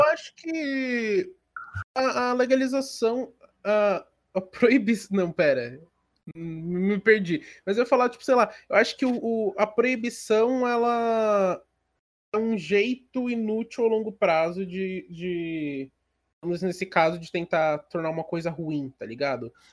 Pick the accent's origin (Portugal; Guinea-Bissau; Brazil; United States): Brazil